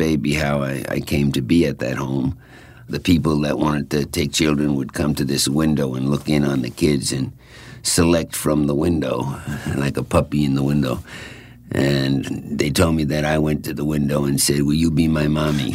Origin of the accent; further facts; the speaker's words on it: Babylon, New York, United States; also born or lived in Brooklyn, New York; We moved from Brooklyn to Babylon when I was in the third grade or second grade